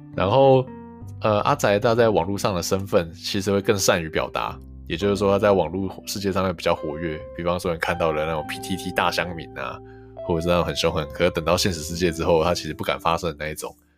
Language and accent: Chinese; Hualien City, Hualien County, Taiwan; 因为我们是花莲人嘛，我念花莲高中